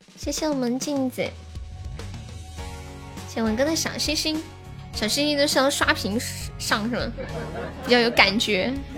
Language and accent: Chinese; Sichuan, China; 我是四川的